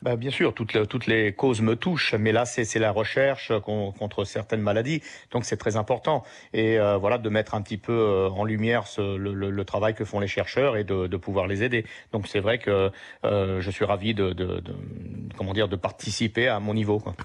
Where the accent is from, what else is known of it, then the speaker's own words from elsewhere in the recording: France; also born or lived in Sicily; je suis français